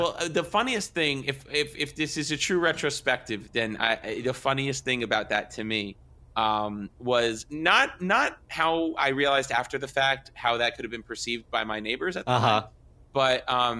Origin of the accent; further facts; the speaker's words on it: New Jersey, United States; also born or lived in New York; So I grew up in Jersey. So it's like 30% New Jersey. And then when I went to school in New York, that had a pretty big effect on me.